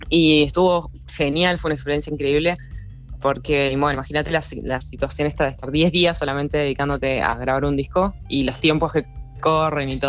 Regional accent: Neuquén, Argentina; Nosotros somos de Neuquén Capital, nacidos y criados acá.

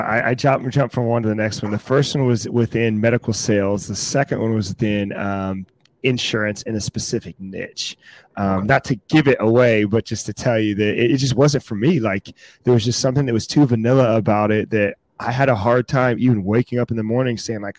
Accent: Fayetteville, North Carolina, United States; No, I'm originally from Fayetteville, North Carolina, which is my dad was based in Fort Bragg. So that's why I was born there.

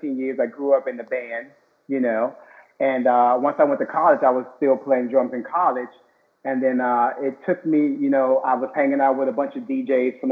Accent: Miami, Florida, United States; born or raised there

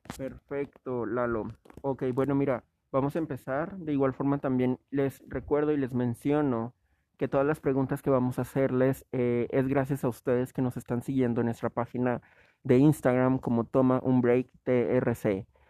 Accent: Mexico; como mexicanos

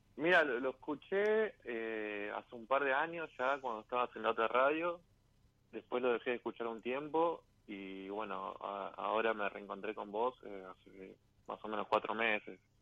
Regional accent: Guernica, Buenos Aires Province, Argentina; De zona sur de Arnica

